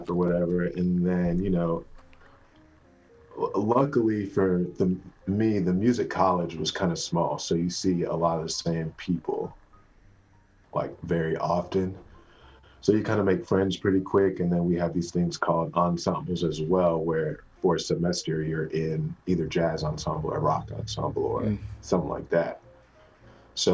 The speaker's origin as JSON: {"language": "English", "town": "Seven Springs", "region": "North Carolina", "country": "United States", "moved": "as an adult", "lives_now": "Nashville, United States", "said": "I'm from Seven Springs, North Carolina"}